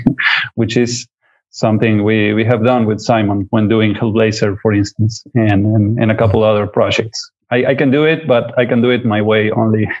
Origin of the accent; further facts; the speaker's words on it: Uruguay; I come from Uruguay in South America